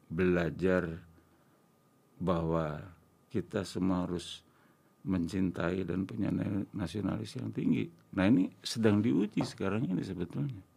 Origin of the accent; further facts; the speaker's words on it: Java, Indonesia; Saya orang Jawa, saya jarang ngomong.